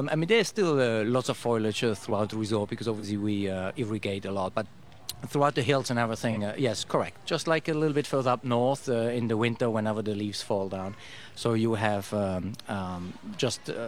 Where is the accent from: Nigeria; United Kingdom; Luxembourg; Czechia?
Luxembourg; now in Costa Rica; Yeah, I'm from Luxembourg.